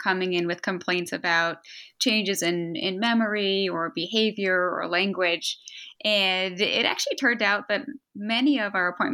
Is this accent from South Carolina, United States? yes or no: no; outside Boston, Massachusetts, United States; moved away as an adult; now in Philadelphia, United States; I grew up outside Boston and was there for most of my life through college